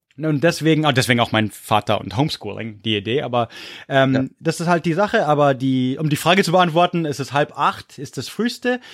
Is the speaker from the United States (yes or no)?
yes; Corvallis, Oregon, United States; Corvallis, wo ich herkomme, gibt's nur Middle School